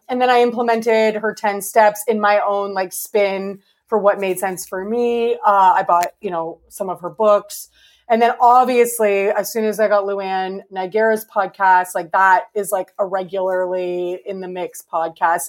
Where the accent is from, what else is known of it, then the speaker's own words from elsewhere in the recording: Canada; I'm Canadian.